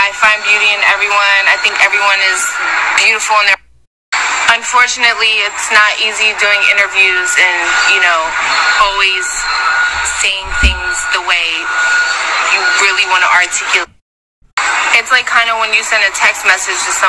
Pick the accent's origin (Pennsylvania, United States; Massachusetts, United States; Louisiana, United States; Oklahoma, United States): Pennsylvania, United States; Philadelphia; I was born and raised in Gordon Ellsworth